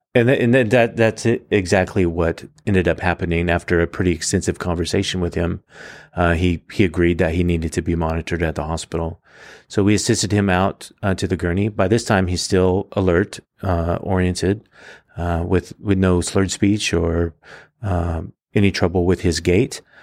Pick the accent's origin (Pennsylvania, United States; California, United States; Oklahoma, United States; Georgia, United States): California, United States; Fresno; now in Reedley, United States; I was born and raised in Fresno